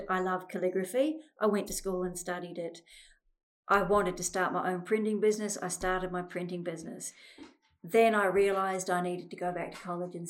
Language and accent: English; New Zealand; moved away; I came from New Zealand and I was brought up in a family where my mother did all sorts of things